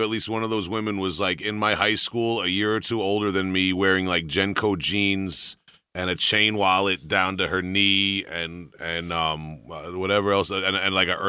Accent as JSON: {"language": "English", "town": "Huntington", "region": "New York", "country": "United States", "tie": "born or raised there", "said": "I'm from Huntington. I grew up in Huntington."}